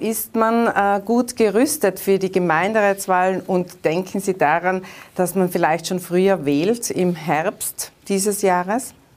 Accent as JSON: {"language": "German", "country": "Austria", "said": "Bei uns in Österreich"}